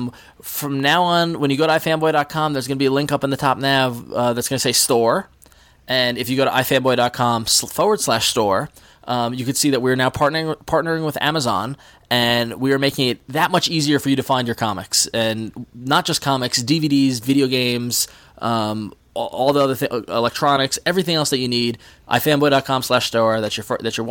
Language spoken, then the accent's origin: English; Long Island, New York, United States; accent: Long Island; my Long Island accent